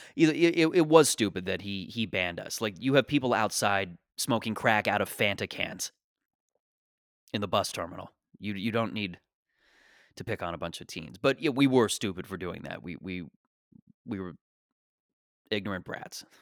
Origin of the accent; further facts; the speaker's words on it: Canada; I'm a Canadian